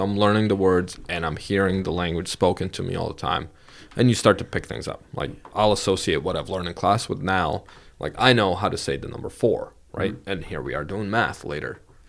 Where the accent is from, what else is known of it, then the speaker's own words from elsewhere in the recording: Vermont, United States; No, I'm from Vermont.